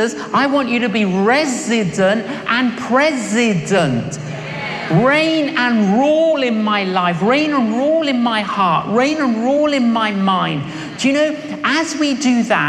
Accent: London, United Kingdom; when I was growing up in London, I was an agnostic

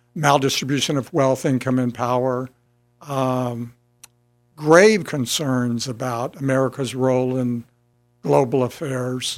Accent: San Antonio, Texas, United States; I grew up in San Antonio

